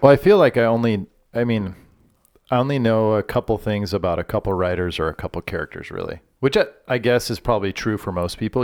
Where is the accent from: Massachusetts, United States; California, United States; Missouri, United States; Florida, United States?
California, United States; Orange; I grew up in the city of Orange in Orange County